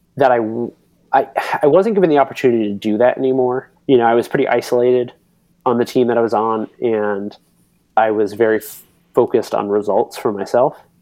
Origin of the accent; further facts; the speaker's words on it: Northwest Florida, United States; moved away; also born or lived in Belgium; I'm from Northwest Florida